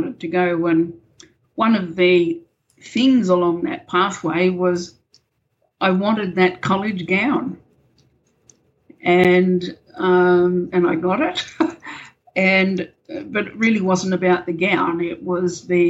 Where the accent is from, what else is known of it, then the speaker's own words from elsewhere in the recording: Camden, New South Wales, Australia; moved away as an adult; also born or lived in New Zealand; I grew up in a little country town in New South Wales called Camden